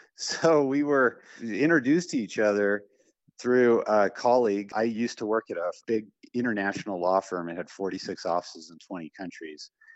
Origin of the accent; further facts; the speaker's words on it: Western Slope of Colorado, United States; I'm a fifth generation Coloradan, originally from the western slope of Colorado